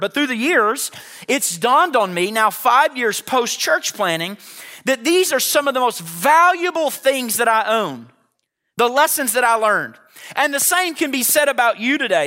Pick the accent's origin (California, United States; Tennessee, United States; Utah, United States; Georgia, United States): Tennessee, United States; Chattanooga; I grew up in Chattanooga, Tennessee